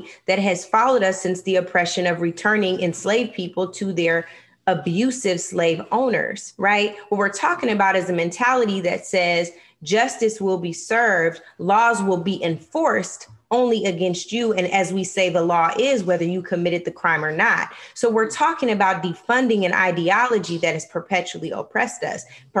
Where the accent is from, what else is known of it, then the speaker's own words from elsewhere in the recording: Seattle, Washington, United States; some from my hometown of Seattle, Washington